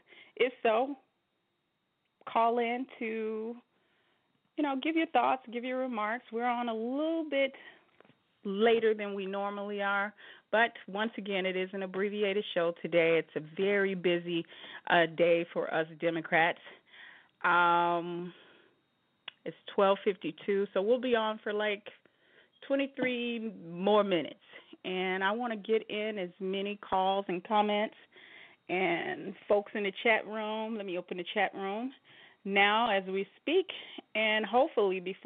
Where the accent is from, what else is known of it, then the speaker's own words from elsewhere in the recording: Chicago, Illinois, United States; now in Las Vegas, United States; I am from the Chi-Town. I'm from the Go. I'm from Chicago.